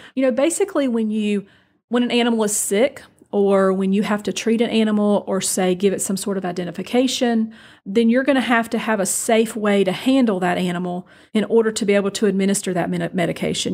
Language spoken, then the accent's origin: English; Bainbridge, Georgia, United States; also born or lived in Brooklet, Georgia / Statesboro, Georgia / Donalsonville, Georgia / Thomasville, Georgia; now in Moultrie, United States; I actually graduated high school in Bainbridge, Georgia